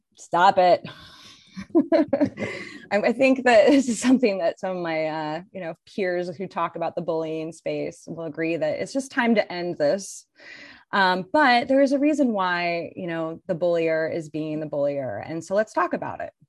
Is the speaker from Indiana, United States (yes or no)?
yes; Indiana, United States; moved away as an adult; also born or lived in San Francisco, California; my hometown